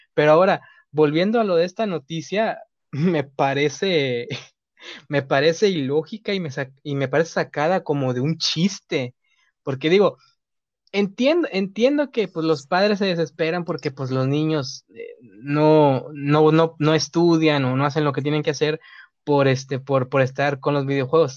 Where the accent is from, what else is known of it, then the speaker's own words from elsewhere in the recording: Mexico; uno como mexicanos